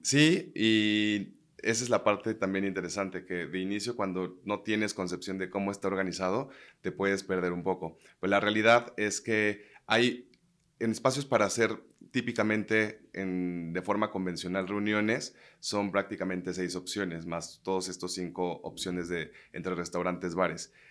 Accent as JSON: {"language": "Spanish", "country": "Mexico", "said": "somos muchos mexicanos mezclados entre franceses"}